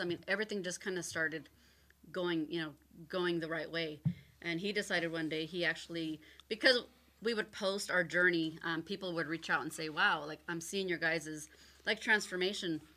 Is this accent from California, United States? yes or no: yes; Oceanside, California, United States; I'm born and raised in Oceanside